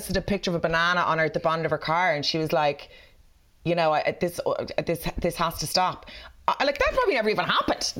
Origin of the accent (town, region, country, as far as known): Dublin, Leinster, Ireland; accent: South County Dublin